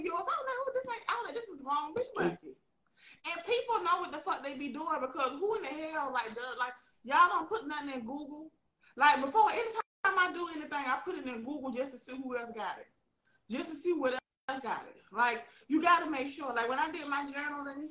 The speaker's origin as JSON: {"language": "English", "region": "the South", "country": "United States", "said": "I'm from the South"}